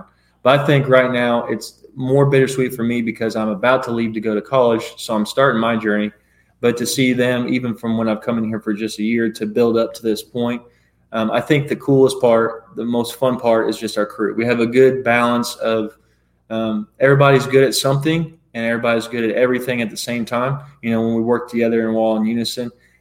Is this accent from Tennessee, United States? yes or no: no; Salem, Indiana, United States; also born or lived in Fishers, Indiana / Muncie, Indiana; I was born and raised in Salem